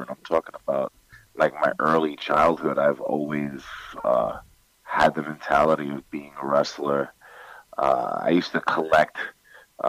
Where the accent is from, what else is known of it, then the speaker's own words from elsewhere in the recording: New York City, New York, United States; also born or lived in Bronx, New York City / Co-op City, Bronx; I lived in Queens for maybe the first 13 years of my life. So I grew up in Forest Hills and Jackson Heights